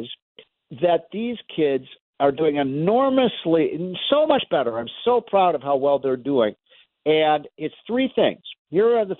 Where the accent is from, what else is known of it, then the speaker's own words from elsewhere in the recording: Chicago, Illinois, United States; my hometown of Chicago.